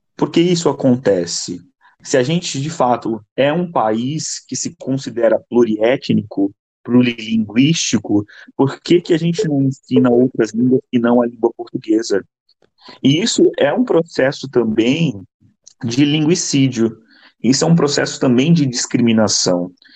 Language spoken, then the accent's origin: Portuguese; São Paulo, Brazil; moved away as an adult; now in Rio de Janeiro, Brazil; eu nasci em São Paulo, porém moro há seis anos no Rio, terminei minha faculdade aqui